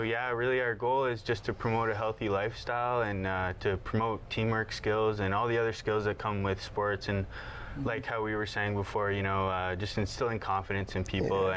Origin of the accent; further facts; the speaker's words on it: Brantford, Ontario, Canada; I grew up in Brantford.